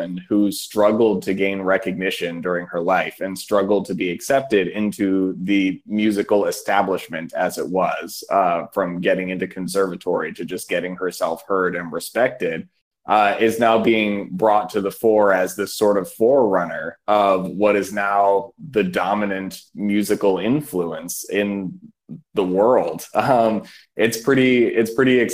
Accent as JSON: {"language": "English", "town": "Washington", "region": "District of Columbia", "country": "United States", "moved": "yes", "lives_now": "Providence, United States", "said": "I'm originally from Washington, D.C."}